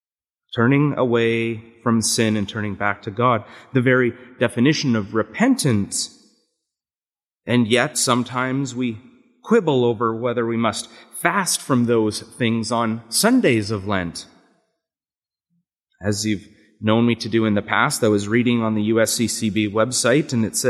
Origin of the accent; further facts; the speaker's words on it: Canada; accent: Canadian; moved away; my Canadian accent and how sometimes it's mistaken for either one from Wisconsin or from Minnesota